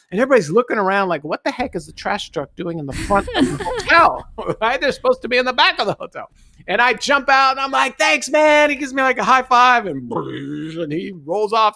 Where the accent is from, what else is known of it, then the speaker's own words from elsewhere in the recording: Los Angeles, California, United States; born and raised in Los Angeles, traffic and driving was just ingrained in my, uh, growing up